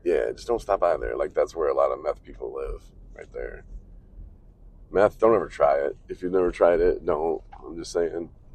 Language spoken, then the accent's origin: English; Coloma, Michigan, United States; moved away; we're coming into my hometown of Coloma now